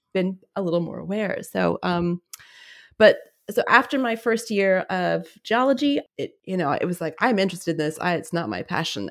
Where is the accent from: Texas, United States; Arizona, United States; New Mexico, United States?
New Mexico, United States; Albuquerque; moved away as an adult; also born or lived in Oregon; so I was born and raised in Albuquerque, New Mexico, but I went to university in Oregon